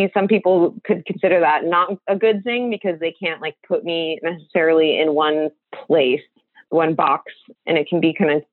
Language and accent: English; Seal Beach, California, United States; moved away as an adult; also born or lived in San Francisco Bay Area, California; originally I'm from Seal Beach, California, which is technically in Orange County.